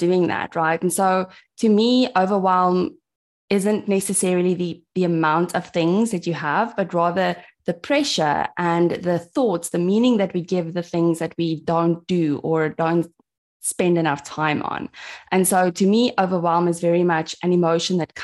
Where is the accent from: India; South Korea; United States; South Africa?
South Africa; I'm from South Africa. I live in a tiny town called Mossel Bay, which is very close to Cape Town.